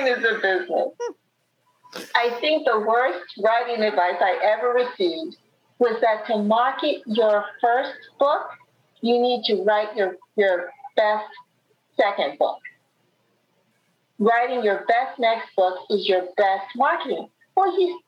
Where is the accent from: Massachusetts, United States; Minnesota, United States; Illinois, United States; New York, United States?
New York, United States; New York City; the neighborhood where I grew up